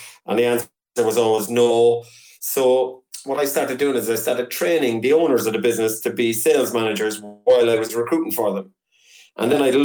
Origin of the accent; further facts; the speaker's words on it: Cork, Munster, Ireland; now in Lisburn, United Kingdom; I'm from Cork, but I'm still living in Lisburn in Northern Ireland